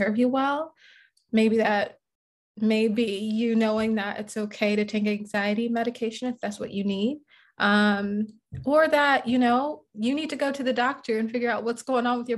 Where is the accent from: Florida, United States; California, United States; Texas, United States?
Florida, United States; Jacksonville; now in Atlanta, United States; I'm originally from Jacksonville, Florida.